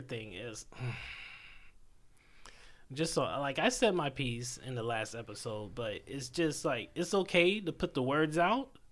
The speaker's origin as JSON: {"language": "English", "town": "Los Angeles", "region": "California", "country": "United States", "tie": "born or raised there", "said": "I was born here"}